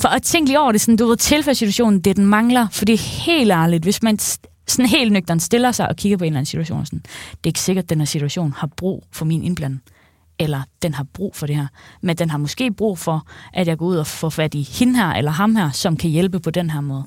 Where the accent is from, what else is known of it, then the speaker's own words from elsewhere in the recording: Central Jutland, Central Denmark Region, Denmark; Jeg er fra Midtjylland